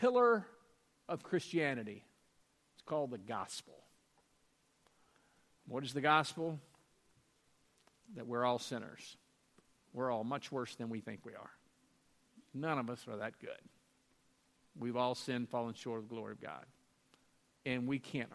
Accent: Louisiana, United States; I'm from Louisiana

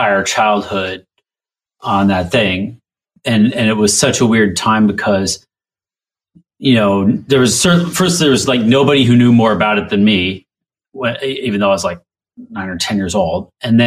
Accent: Alaska, United States; I grew up in Alaska

